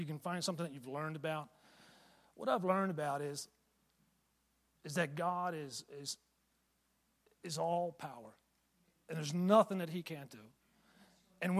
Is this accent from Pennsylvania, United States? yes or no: yes; Pennsylvania, United States; moved away; I'm from Pennsylvania originally